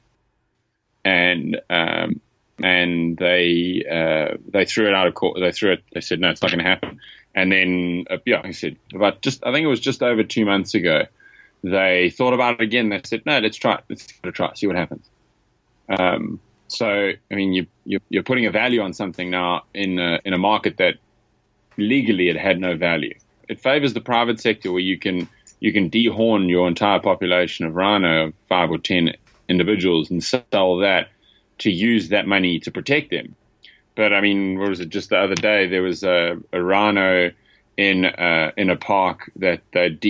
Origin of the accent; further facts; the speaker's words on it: KwaZulu-Natal, South Africa; I'm from KwaZulu-Natal, which is just south and east of the Kruger National Park. It's the most coastal eastern province of South Africa.